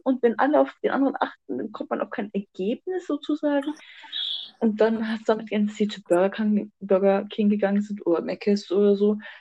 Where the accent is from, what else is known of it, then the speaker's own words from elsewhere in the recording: Germany; wir als Deutsche